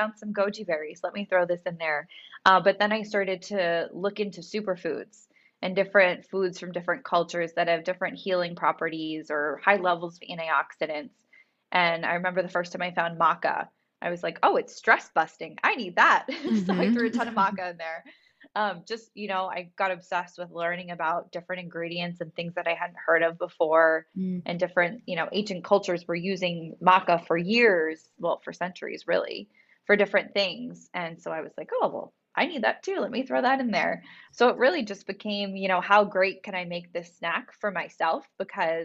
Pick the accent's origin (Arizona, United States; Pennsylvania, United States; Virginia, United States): Pennsylvania, United States; moved away as an adult; also born or lived in Los Angeles; I'm from Pennsylvania